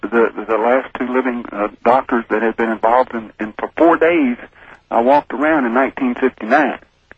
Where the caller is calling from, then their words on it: Houston, Texas, United States; Houston, Texas.